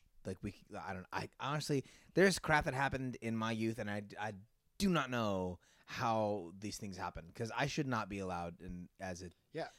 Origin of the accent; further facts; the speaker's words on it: Concord, California, United States; also born or lived in Oakland; And grew up in a town called Concord, which is just east of Oakland. So Oakland is just across the water east from San Francisco, and Concord is just on the other side of the hill from Oakland.